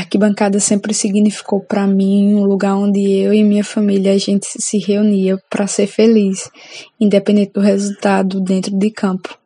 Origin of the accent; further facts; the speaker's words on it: Campina Grande, Paraíba, Brazil; eu sou torcedora do Campinense Clube de Campina Grande, cidade onde nasci e cresci, e sou nordestina com muito orgulho